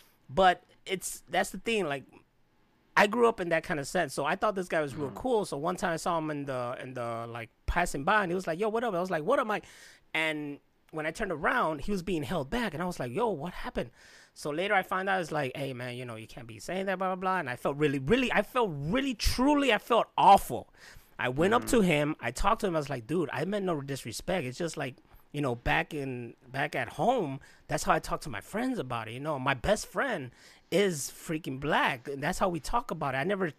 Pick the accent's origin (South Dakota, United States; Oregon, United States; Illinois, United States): Illinois, United States; Chicago; from me growing up in Chicago and the hood